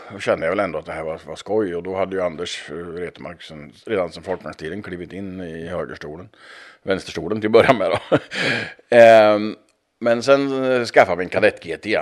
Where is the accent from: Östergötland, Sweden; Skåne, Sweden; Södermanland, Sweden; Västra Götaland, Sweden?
Östergötland, Sweden; Hemma i Östergötland